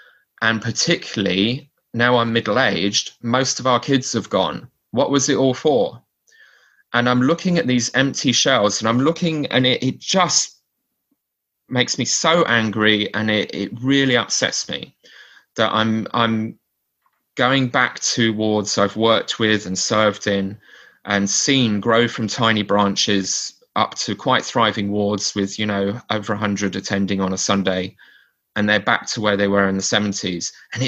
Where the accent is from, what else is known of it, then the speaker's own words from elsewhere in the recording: Maidstone, South East England, United Kingdom; now in Canterbury, United Kingdom; I grew up in Maidstone stake, and I now live next door in Canterbury stake. These are both in Kent.